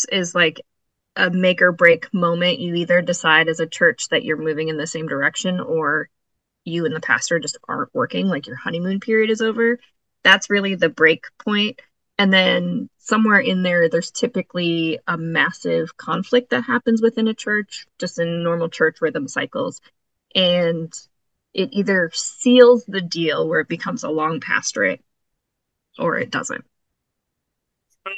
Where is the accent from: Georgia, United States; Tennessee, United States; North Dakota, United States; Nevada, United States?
North Dakota, United States; moved away as an adult; also born or lived in Glens Falls, New York; now in New York, United States; coming from North Dakota and seminary in South Dakota